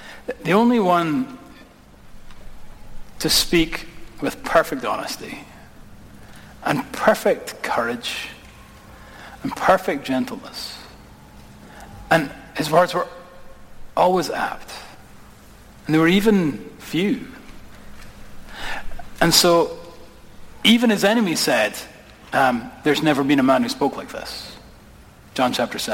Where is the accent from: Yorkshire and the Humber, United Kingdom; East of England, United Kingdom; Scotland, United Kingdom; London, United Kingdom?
Scotland, United Kingdom; now in United States; My accent reveals that I am not from these parts, okay? And my wee brother's getting married. We're going to go back to Scotland